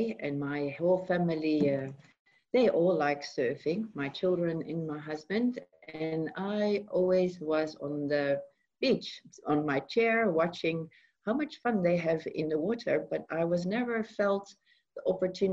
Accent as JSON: {"language": "English", "country": "Netherlands", "moved": "as an adult", "lives_now": "South Africa", "said": "I'm originally from Holland. I moved from Holland about 13 years ago"}